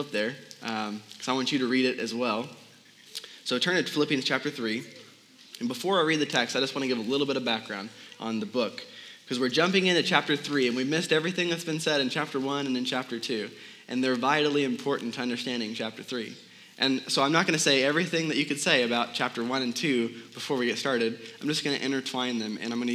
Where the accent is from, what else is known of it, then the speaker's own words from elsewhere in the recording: Midwest, United States; moved away as an adult; now in Arizona, United States; I'm from the Midwest originally, and I met a girl from back there, and I'm going home to marry her.